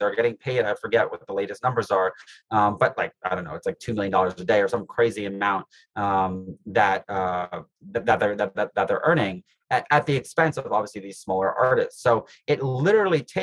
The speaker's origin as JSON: {"language": "English", "town": "New York City", "region": "New York", "country": "United States", "tie": "born or raised there", "said": "I grew up in New York City"}